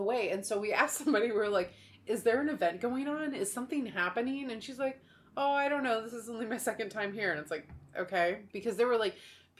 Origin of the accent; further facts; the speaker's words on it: Oregon, United States; also born or lived in Florida; we're from America. We're from Oregon or United States